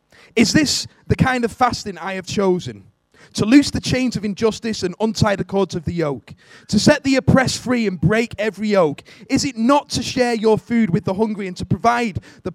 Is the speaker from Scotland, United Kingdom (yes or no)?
no; Warrington, North West England, United Kingdom; I'm from Warrington.